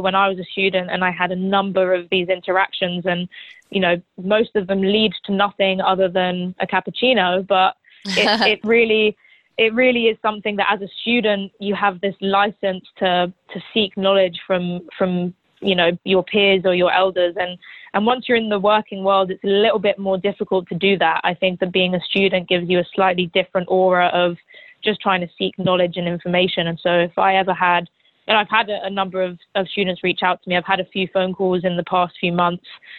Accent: London, United Kingdom; also born or lived in New Orleans / Chapel Hill; now in New York, United States; I'm a big city girl. I grew up in London

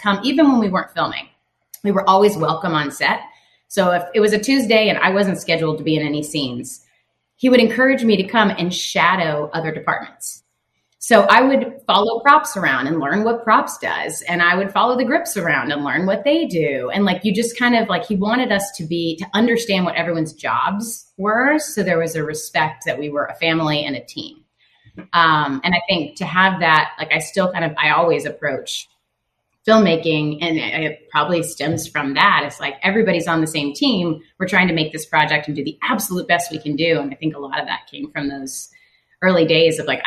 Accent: Tennessee, United States; moved away; I grew up in Tennessee

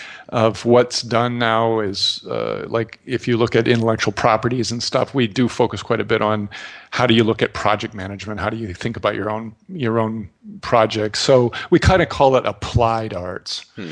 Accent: Midwest, United States; growing up in the Midwest, and you sound like you might have a little bit of a similar kind of take on things

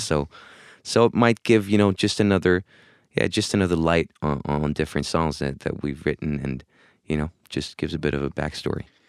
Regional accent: Spain; moved away as an adult; also born or lived in Hamburg, Germany / London, United Kingdom; I was born in Hamburg, Germany, grew up in Spain.

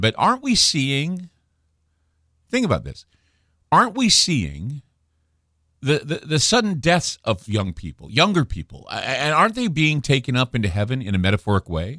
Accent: Utah, United States; where I grew up in Utah

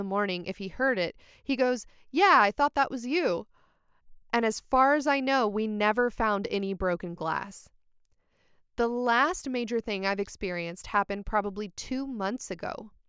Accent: Canada; I'm from Canada, and there was a lot of snow on the ground.

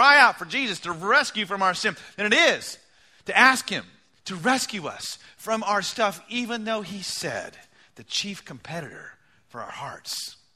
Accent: United States; as American people

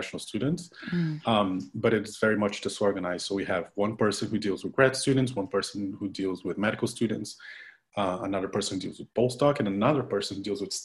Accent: Curitiba, Paraná, Brazil; moved away; I'm from Curitiba, Brazil

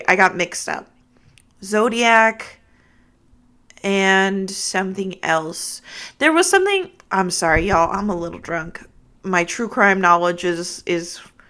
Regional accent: California, United States; Well, I'm from California, though.

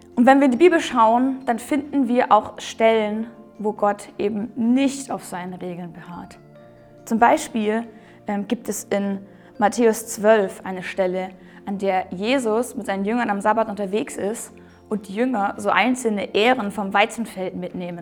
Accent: Germany; wir Deutsche

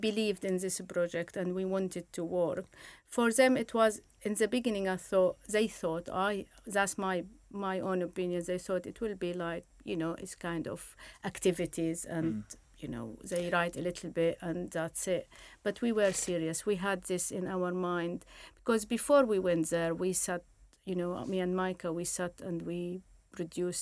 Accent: Syria; moved away; I came from Syria

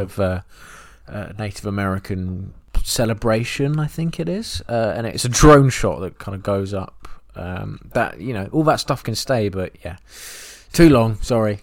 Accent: England, United Kingdom; an English person who has never been to that part of the world

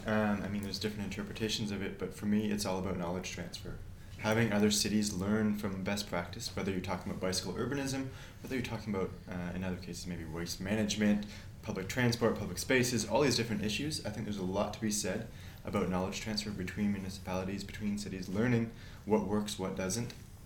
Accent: Toronto, Ontario, Canada; moved away as an adult; also born or lived in Stockholm, Sweden; now in Copenhagen, Denmark; Yeah, in fact, actually, we're both Canadian. I'm originally from Toronto, Canada. Sort of a background in urbanism and geography in Toronto. Then I moved out to Sweden to do my master's.

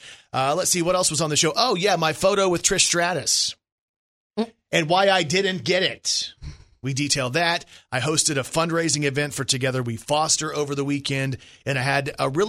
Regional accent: Texas, United States; now in Arkansas, United States; I was raised in Texas and I've lived in Arkansas.

